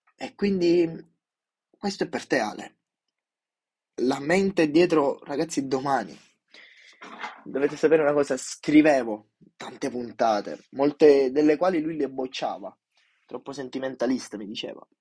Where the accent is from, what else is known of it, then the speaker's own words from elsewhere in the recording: Sicily, Italy; Io da, mm, da giù, siciliano doc